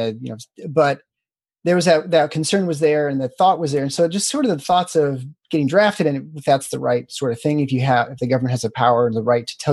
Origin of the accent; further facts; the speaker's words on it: Lansing, Michigan, United States; also born or lived in Iowa City, Iowa; now in Grand Rapids, United States; I moved back to Michigan. I grew up in Lansing here, and I settled in private practice here in Grand Rapids in 2004